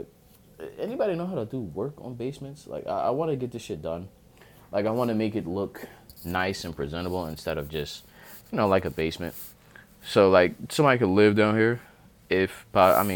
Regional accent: Chester, Pennsylvania, United States

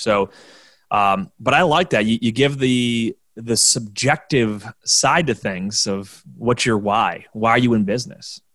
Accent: Orchard Park, New York, United States; I'm from from Orchard Park, New York, where I'm 20 minutes outside of downtown Buffalo, and the stadium's in the suburbs down the street from me

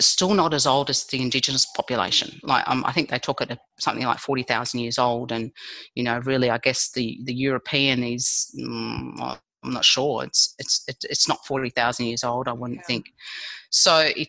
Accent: Australia; I was born in Australia

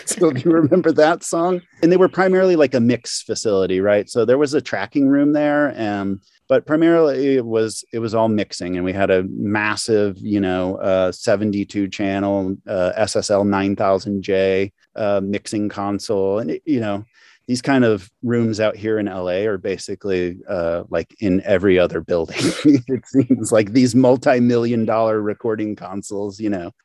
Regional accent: St. Louis, Missouri, United States; moved away as an adult; I'm from Saint Louis originally, I should say. So I'm an East Sider

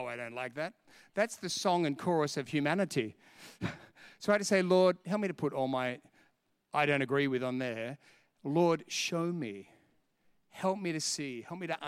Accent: England, United Kingdom; I'm English. I speak English anyway.

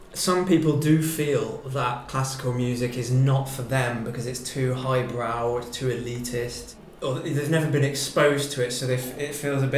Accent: United Kingdom; Us as British people

